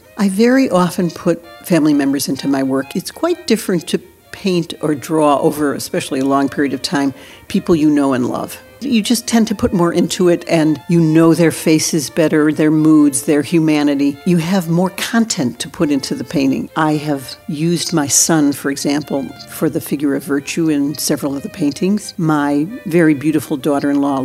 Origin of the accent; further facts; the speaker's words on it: United States; I'm Jewish. I'm American.